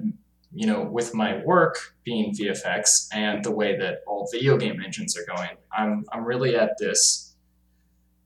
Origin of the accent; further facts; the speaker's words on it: Florida, United States; moved away as an adult; also born or lived in Chicago; I grew up in Florida